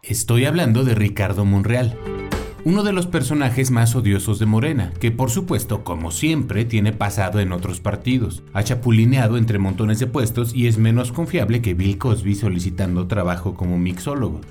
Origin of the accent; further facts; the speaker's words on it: Mexico; Como mexicano, fumador, con un historial familiar de cáncer por fumar